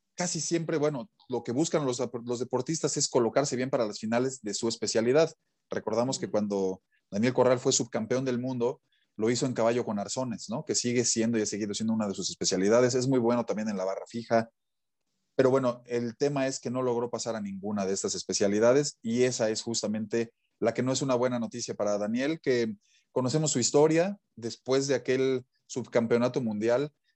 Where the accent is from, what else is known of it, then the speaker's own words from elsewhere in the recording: Mexico; como mexicano